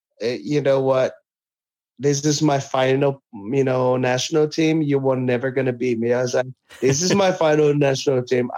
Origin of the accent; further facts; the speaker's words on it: American Samoa; born there; I still live in our village, but I was born in American Samoa. I can't betray my country.